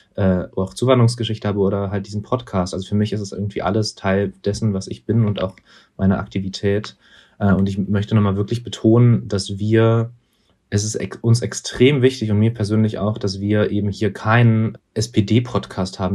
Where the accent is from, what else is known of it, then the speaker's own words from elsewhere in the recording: Berlin, Germany; dass wir da aufgewachsen sind